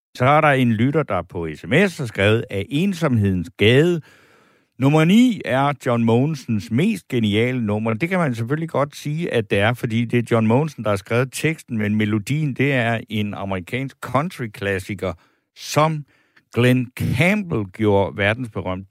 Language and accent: Danish; Funen, Southern Denmark, Denmark; jeg er vokset op i Ense, det er heller ikke så langt derfra